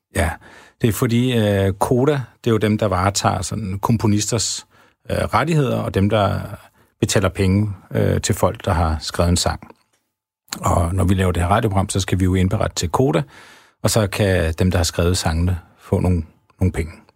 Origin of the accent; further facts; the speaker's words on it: Havdrup, Zealand, Denmark; jeg kommer selv fra Havdrup